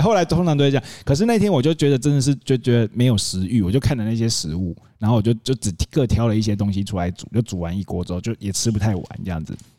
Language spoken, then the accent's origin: Chinese; Taitung, Taitung County, Taiwan; 以前小时候在台东很容易就可以在路边烤肉